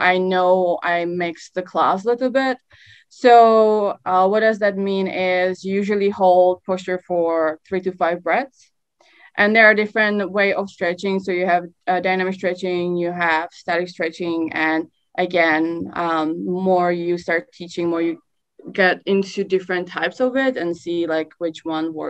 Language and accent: English; Czechia; moved away as an adult; I'm from Czech Republic originally. I moved here when I was 23.